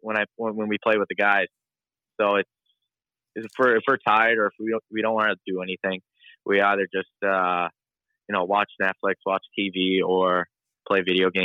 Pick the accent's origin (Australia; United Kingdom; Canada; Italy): Australia; Sydney, New South Wales; born there; Yeah, well, I mean, like I was born in Sydney, Australia, and, I don't remember anything at all.